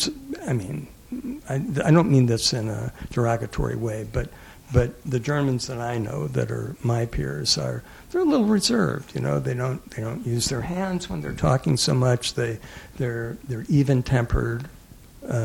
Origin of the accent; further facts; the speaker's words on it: the South, United States; moved away; I grew up in the South